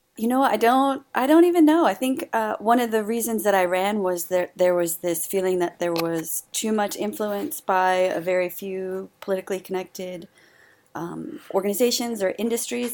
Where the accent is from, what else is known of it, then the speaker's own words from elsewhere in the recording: Howard County, Maryland, United States; right here in my hometown and in my home district